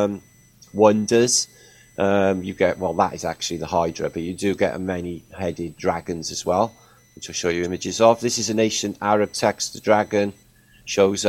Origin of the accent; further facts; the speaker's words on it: Wales, United Kingdom; I'm from Wales